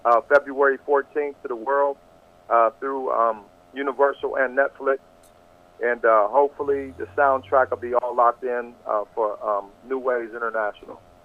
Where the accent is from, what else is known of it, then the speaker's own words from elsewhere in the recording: Columbus, Ohio, United States; I'm from Columbus, Ohio